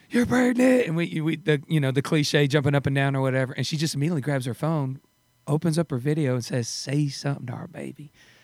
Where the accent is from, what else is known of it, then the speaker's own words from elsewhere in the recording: Douglasville, Georgia, United States; also born or lived in Tyler, Texas; I was born in Texas, in Tyler, Texas. {S1} Okay. {S2} And then when I was 10 years old, I moved out to Georgia, about 30 minutes outside of Atlanta, a town called Douglasville.